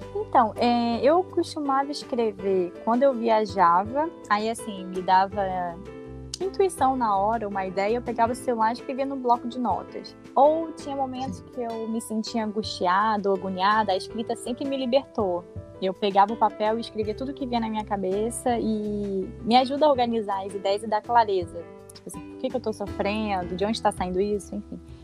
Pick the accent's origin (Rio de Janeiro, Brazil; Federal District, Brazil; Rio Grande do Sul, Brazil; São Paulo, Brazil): Rio de Janeiro, Brazil; moved away as an adult; also born or lived in Baixada Fluminense / Belém / Brasília; eu sou do Rio, sou carioca